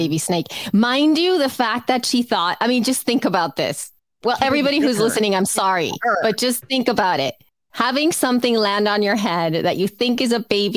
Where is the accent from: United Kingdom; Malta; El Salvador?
El Salvador; now in Los Angeles, United States; I was raised in El Salvador